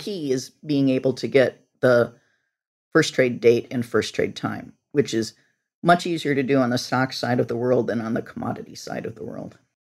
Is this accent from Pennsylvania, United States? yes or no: no; Northwest Illinois, United States; I grew up on a farm in Northwest Illinois